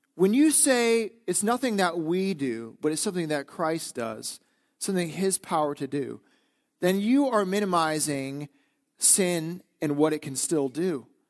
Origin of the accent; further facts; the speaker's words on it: northeastern Wisconsin, United States; moved away as an adult; being in Wisconsin, growing up in Wisconsin, now being back, it's that we are a doer culture in northeastern Wisconsin.